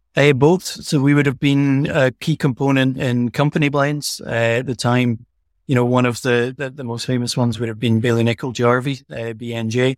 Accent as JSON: {"language": "English", "town": "Elgin", "region": "Scotland", "country": "United Kingdom", "tie": "born or raised there", "also_born_or_lived": "Aberdeen", "accent": "Scottish", "said": "I was born in the town Elgin, where the distillery sits. So this is my hometown"}